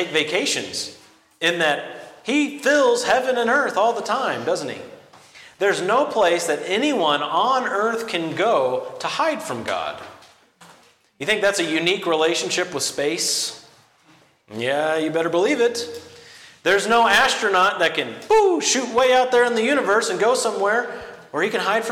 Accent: close to Arkansas, the lower Midwest, United States; The lower Midwest, in fact, close to Arkansas

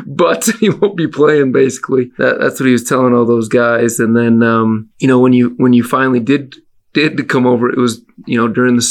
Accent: Milwaukee, Wisconsin, United States; I'm from Wisconsin

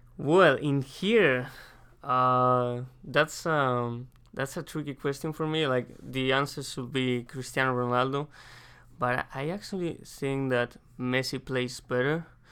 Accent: Madrid, Community of Madrid, Spain; English is a second language; moved away as an adult; now in United States; I'm from Madrid, Spain.

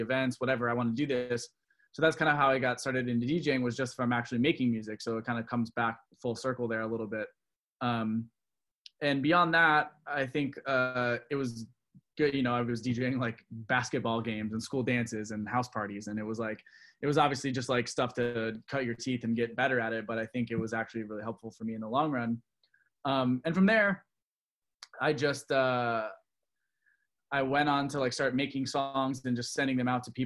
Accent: Orlando, Florida, United States; also born or lived in Michigan; I was born in Michigan, and my family moved to Florida about the time that I was 4 or 5. So a little background on this whole thing is Orlando, Florida, where we moved

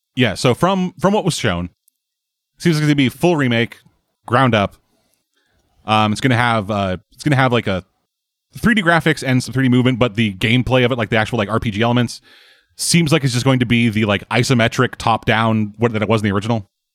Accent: Canada; I'm from Canada

